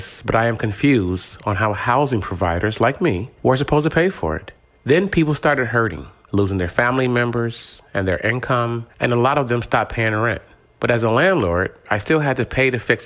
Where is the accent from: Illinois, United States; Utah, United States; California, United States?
Illinois, United States; Chicago; I grew up in Chicago public housing